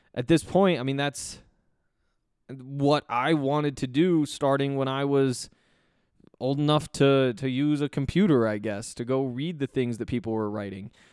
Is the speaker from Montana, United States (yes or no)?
yes; Columbia Falls, Montana, United States; moved away as an adult; also born or lived in Denver; I grew up in Columbia Falls, mo, went to school at the University of Montana